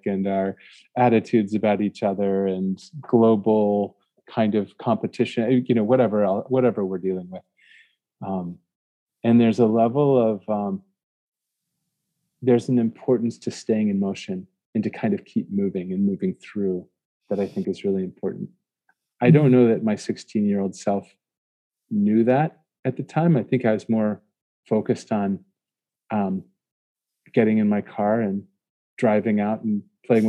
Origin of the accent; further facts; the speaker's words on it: Ohio, United States; when I was young, growing up in Ohio, in the middle of the United States